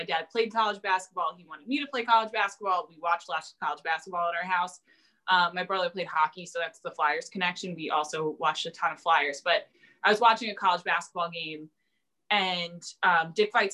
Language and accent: English; New Jersey, United States; also born or lived in Hawaii; now in Philadelphia, United States; I grew up in South Jersey.